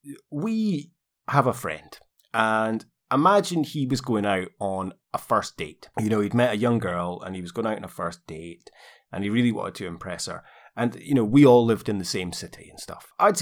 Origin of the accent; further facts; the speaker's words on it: Aberdeen, Scotland, United Kingdom; I'm from Aberdeen originally, so I just think that everything around there's... We own everything.